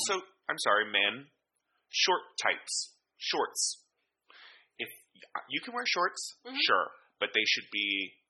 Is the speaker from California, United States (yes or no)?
yes; California, United States; now in New York, United States; I come from California